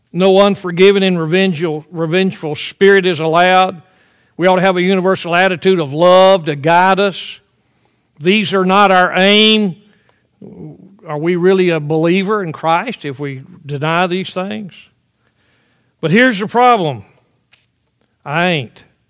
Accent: the South, United States; I grew up in the South.

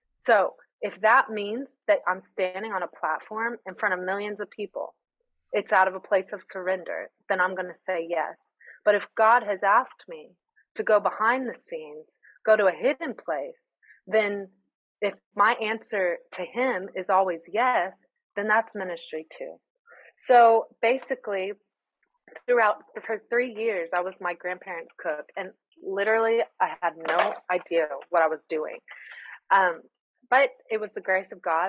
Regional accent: United States; moved away as an adult; now in Greece; I'm the American who orders the Americano

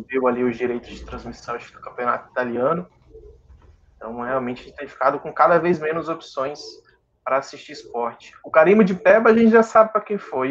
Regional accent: Natal, Rio Grande do Norte, Brazil; tanto eu quanto o Paulo, nós somos nordestinos, né? Eu sou aqui do Rio Grande do Norte, de Natal

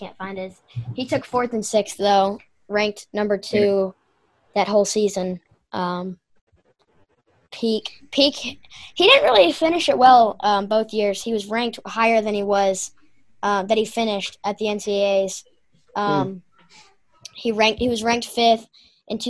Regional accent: the South, United States; I'm from the South

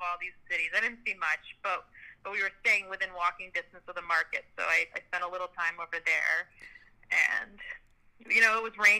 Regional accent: New York City, New York, United States; I grew up in Manhattan.

